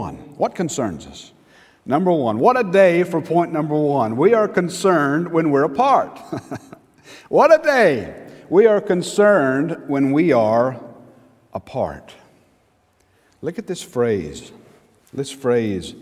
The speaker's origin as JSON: {"language": "English", "town": "Newnan", "region": "Georgia", "country": "United States", "said": "I was from Newnan"}